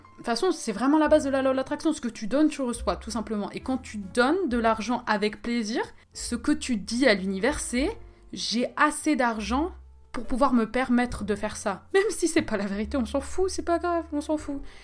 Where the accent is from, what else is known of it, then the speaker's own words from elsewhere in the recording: Switzerland; moi je suis pas française, je suis suisse